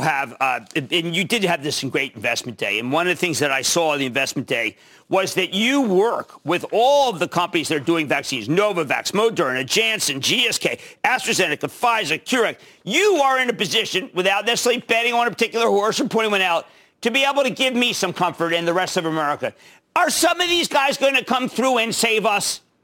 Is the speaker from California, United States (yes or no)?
no; Pennsylvania, United States; my home state, Pennsylvania